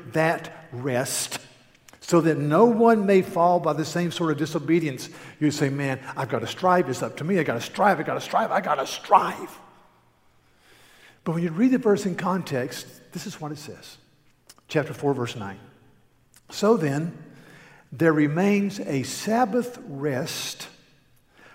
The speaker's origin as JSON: {"language": "English", "region": "North Carolina", "country": "United States", "said": "I'm from North Carolina."}